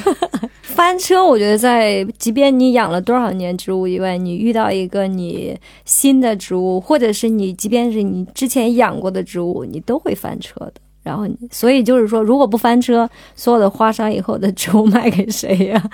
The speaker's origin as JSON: {"language": "Chinese", "region": "Qinghai", "country": "China", "tie": "born or raised there", "moved": "yes", "said": "我从小是生活在青海嘛，生活在草原上"}